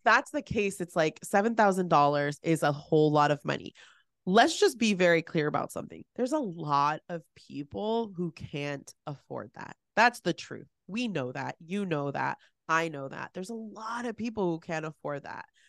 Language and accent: English; San Francisco, California, United States; I am born and raised in the San Francisco Bay Area. I was born in San Francisco